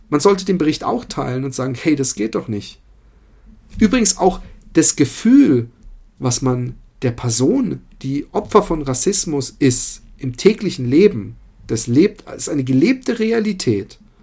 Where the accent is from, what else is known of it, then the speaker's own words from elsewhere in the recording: Germany; accent: German; moved away; man muss meinen Akzent als Deutsch erkennen